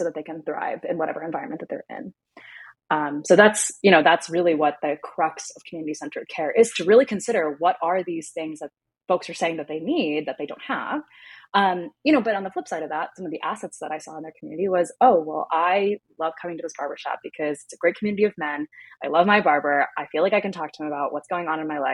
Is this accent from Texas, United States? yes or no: no; Pittsburgh, Pennsylvania, United States; when I came back to my hometown of Pittsburgh here in the States